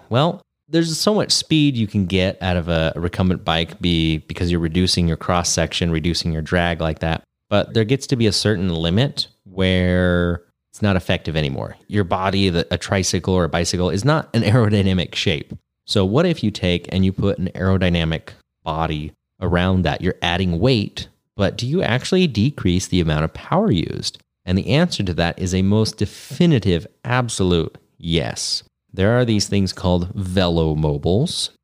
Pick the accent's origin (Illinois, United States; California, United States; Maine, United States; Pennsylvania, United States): California, United States; Grass Valley; rough and ready Grass Valley area. which is, uh, around my hometown right here.